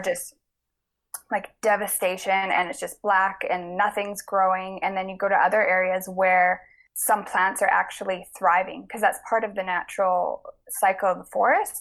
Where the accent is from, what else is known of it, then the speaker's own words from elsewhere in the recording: the Kootenays, British Columbia, Canada; I grew up in the Kootenays